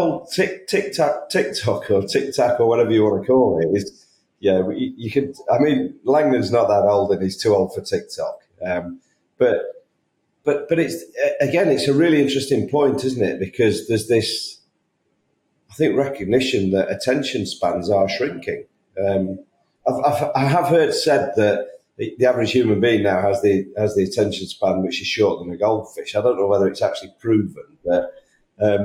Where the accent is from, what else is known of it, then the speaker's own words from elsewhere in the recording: United Kingdom; I'm a Brit